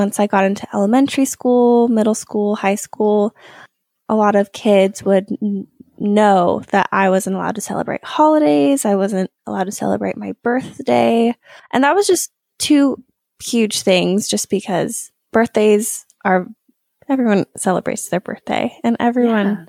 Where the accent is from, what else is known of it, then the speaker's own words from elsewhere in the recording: Bend, Oregon, United States; I was 7 or 8 years old, and I grew up in Bend, Oregon